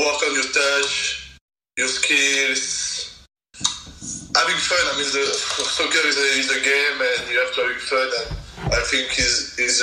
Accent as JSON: {"language": "English", "country": "Guadeloupe", "tie": "born or raised there", "also_born_or_lived": "France / Spain", "second_language": "English", "moved": "yes", "lives_now": "Boston, United States", "said": "I was raised in Guadeloupe, in the Caribbean."}